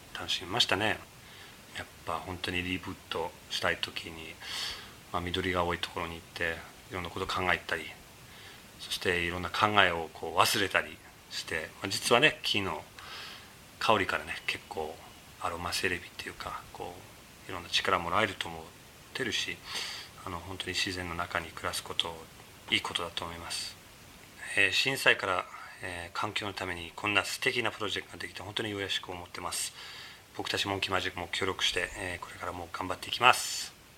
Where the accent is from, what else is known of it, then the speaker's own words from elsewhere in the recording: Canada; Japanese is a second language; now in Sendai, Japan; カナダ出身なので実は僕の家の後ろにね本当に広い森があってよくあの兄弟でね遊んでいたり